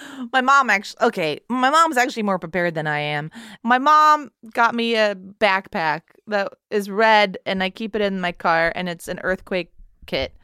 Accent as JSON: {"language": "English", "region": "Texas", "country": "United States", "tie": "born or raised there", "moved": "yes", "said": "I grew up in Texas, or I'm from Texas"}